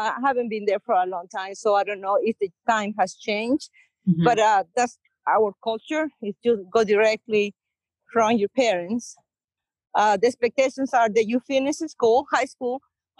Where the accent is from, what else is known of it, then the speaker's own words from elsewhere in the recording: El Salvador; English is a second language; moved away as an adult; now in United States; Very slow compared here to the States. Went to high school there. I did 2 years of college, but I never finished.